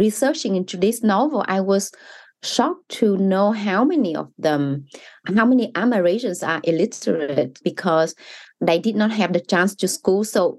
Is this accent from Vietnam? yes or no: yes; Vietnam; English is a second language; growing up in Vietnam